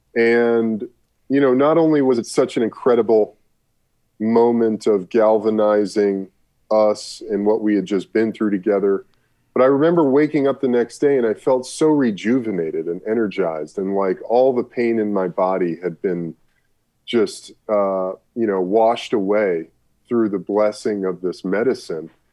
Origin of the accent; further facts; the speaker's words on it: Burbank, California, United States; also born or lived in Brooklyn, New York City, United States; I was born in New York City, lived in uh, Brooklyn, New York until I was 10 before my mom moved my brother and I to Burbank